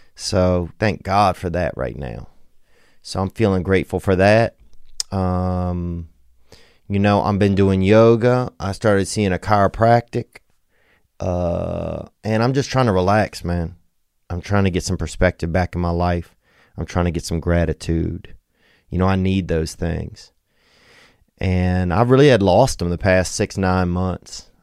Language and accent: English; Louisiana, United States; now in Los Angeles, United States; I'm from Louisiana, so, bitch, I'm from Louisiana